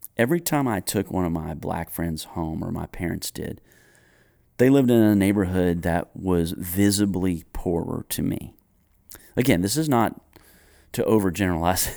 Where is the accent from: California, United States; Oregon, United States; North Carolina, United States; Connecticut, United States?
North Carolina, United States; Greensboro; I grew up in Greensboro, North Carolina